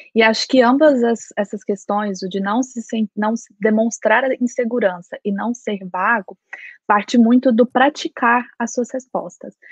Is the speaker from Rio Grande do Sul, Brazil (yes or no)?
no; Goiânia, Goiás, Brazil; moved away as an adult; now in Belfast, United Kingdom; eu sou de Goiás, Goiânia e Goiás